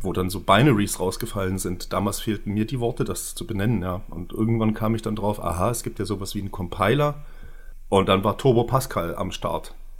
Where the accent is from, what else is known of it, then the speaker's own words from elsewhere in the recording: Görlitz, Saxony, Germany; ich komme ja auch aus Görlitz